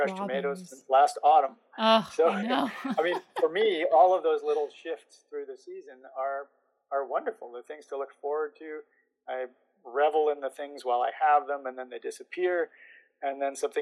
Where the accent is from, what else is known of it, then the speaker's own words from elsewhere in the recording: interior of British Columbia, Canada; I was back to my hometown, where I grew up in the interior of British Columbia, in the dry interior